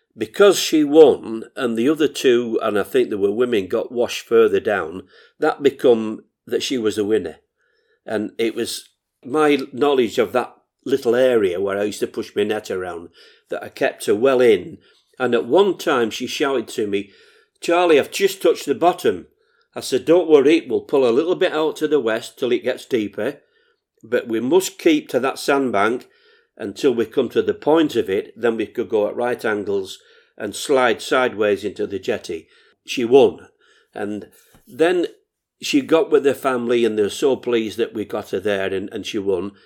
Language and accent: English; Morecambe, North West England, United Kingdom; I was never away from Morecambe swimming baths